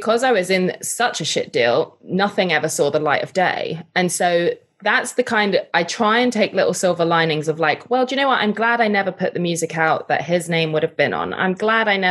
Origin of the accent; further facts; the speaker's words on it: United Kingdom; I'm British.